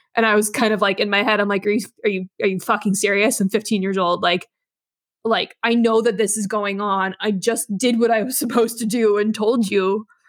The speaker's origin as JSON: {"language": "English", "region": "Nevada", "country": "United States", "tie": "born or raised there", "also_born_or_lived": "New York / Vancouver, Canada", "moved": "as an adult", "said": "I'm in Nevada now. I grew up here"}